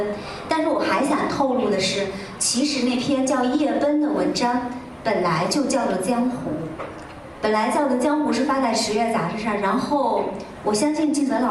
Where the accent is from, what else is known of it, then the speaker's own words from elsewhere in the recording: China; 大概是这二十年来我们中国人我们自己个人成长的一抹精神的底色